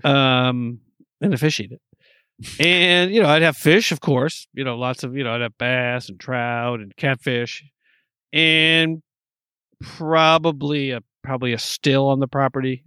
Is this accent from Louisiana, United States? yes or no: no; New York, United States; I'm from New York